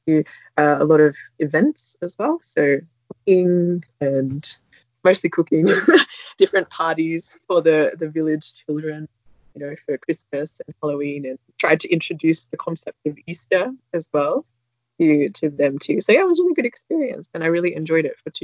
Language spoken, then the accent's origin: English; Sydney, New South Wales, Australia; moved away as an adult; also born or lived in Kochi Prefecture, Japan; now in Japan; I'm originally from Sydney in Australia